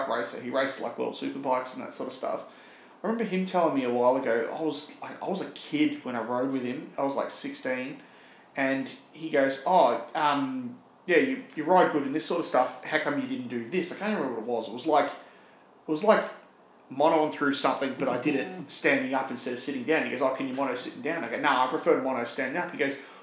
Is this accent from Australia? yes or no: yes; Cranbourne, Victoria, Australia; I'm from Cranbourne. And Cranbourne is southeastern suburbs version of Point Cook.